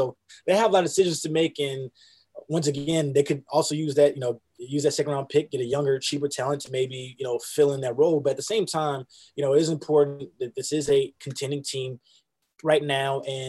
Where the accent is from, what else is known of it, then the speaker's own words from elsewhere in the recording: Houston, Texas, United States; You know, I'm from Houston, so I definitely keep up with the Texans.